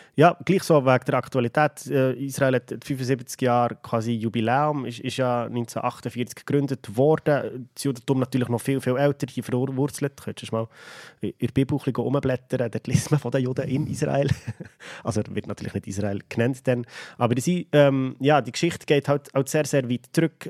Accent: Switzerland; Bei uns in der Schweiz

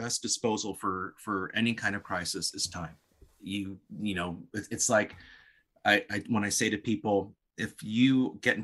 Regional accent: Palos Verdes, California, United States; I grew up in Palos Verdes, California.

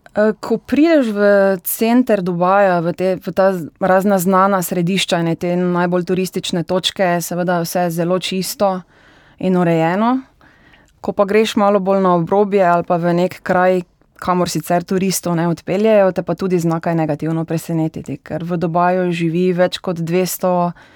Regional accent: Slivnica, Styria, Slovenia; moved away as an adult; now in Dubai, United Arab Emirates; prihajam iz Slivnice oziroma Orehove vasi, kjer je ena najbolj znanih motokrosprog v Sloveniji

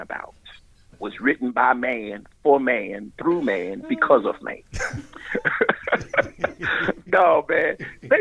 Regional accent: Baltimore, Maryland, United States; moved away as an adult; also born or lived in Arlington, Texas / Dallas, Texas; I grew up in Baltimore

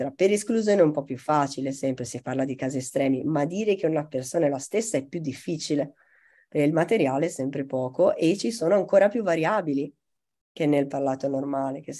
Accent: Italy; accent: Tuscan; io che ho un accento molto misto, quando urlo ho meno la C aspirata toscana

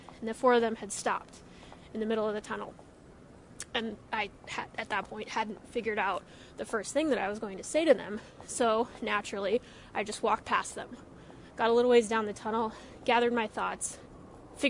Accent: Colorado, United States; now in New York, United States; I'm from Colorado. I live here now.

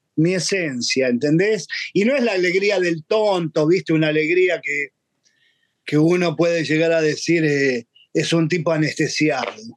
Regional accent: Buenos Aires, Argentina; Yo nací en Buenos Aires en el año 59

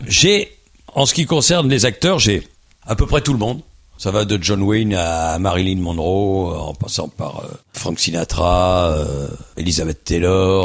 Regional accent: Boulogne-Billancourt, Île-de-France, France; also born or lived in Paris; je suis né à Boulogne-Billancourt, juste à côté du Parc des Princes

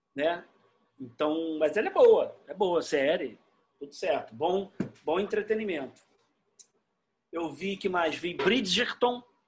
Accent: Rio de Janeiro, Brazil; Eu sou carioca, eu amo o Rio

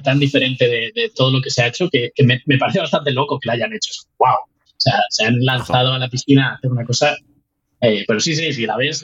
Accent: Spain; moved away as an adult; also born or lived in United States; now in Newfoundland, Canada; al otro lado del Atlántico

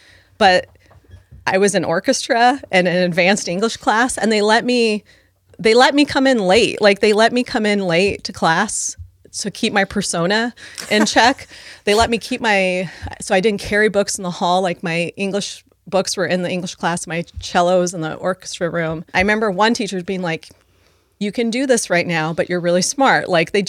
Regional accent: San Diego, California, United States; And then we were growing up in San Diego at that time. We moved not even every year, I mean, multiple times during the year, just trying to be safe from my dad.

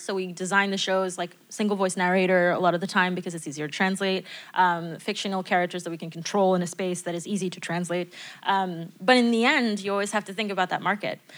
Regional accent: United States; now in France; as an American

